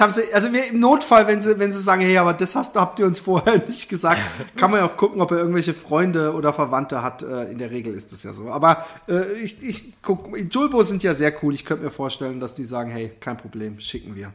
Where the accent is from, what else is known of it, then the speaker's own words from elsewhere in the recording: Busenbach, Baden-Württemberg, Germany; ich bin in Busenbach aufgewachsen